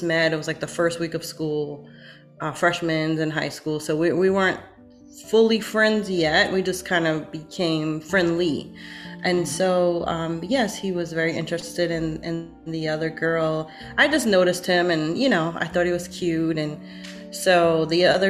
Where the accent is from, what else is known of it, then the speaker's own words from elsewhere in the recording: Brooklyn, New York, United States; we're both from Brooklyn, New York